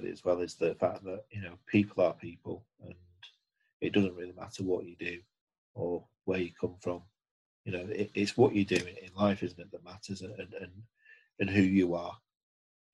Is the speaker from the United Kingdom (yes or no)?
yes; Manchester, North West England, United Kingdom; I'm not from Liverpool. I'm from the opposite end